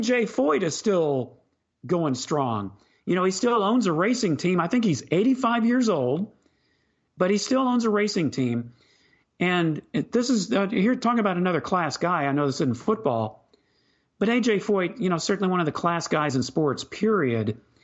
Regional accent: Houston, Texas, United States; I was from Houston

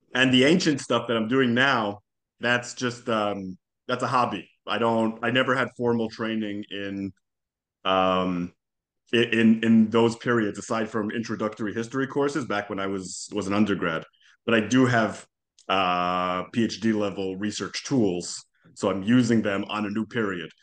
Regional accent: Jerusalem, Jerusalem District, Israel; first language Hebrew; English is a second language; moved away as an adult; also born or lived in Calgary, Canada; now in Hollywood, United States; I grew up in Jerusalem, mm-hmm. born and raised

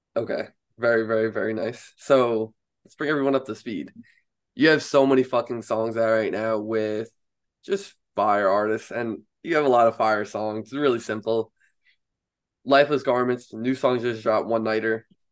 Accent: Long Island, New York, United States; I'm from Long Island in New York here

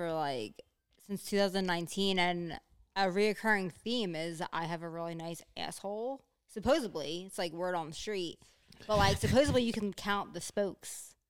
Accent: New Jersey, United States; So, yeah, I'm from New Jersey

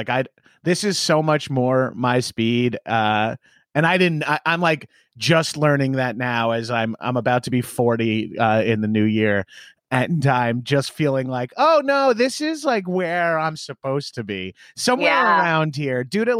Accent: Long Island, New York, United States; now in Los Angeles, United States; Yeah, I'm from Long Island originally.

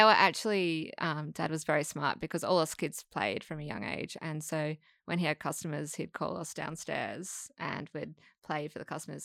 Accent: Perth, Western Australia, Australia; moved away as an adult; now in Sydney, Australia; I'm, I'm from Perth

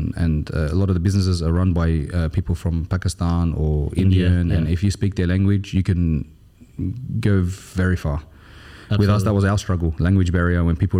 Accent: Australia; now in United Arab Emirates; You know, we're from Australia, it's different.

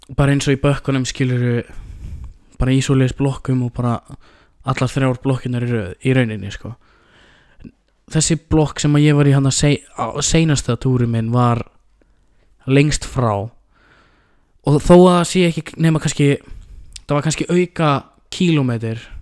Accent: Iceland; við erum sko frá Íslandi

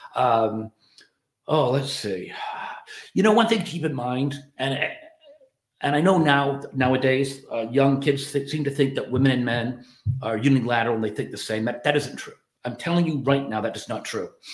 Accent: Ireland; moved away; I'm an Irish immigrant

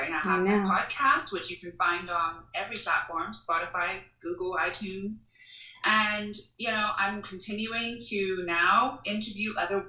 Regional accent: Jamaica; being Jamaican, right? It's like we learn mint tea from the ground.

